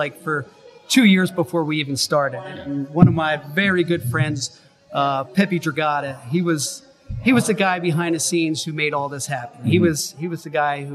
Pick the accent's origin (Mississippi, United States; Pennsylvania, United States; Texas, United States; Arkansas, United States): Pennsylvania, United States; Philadelphia; I'm from Philadelphia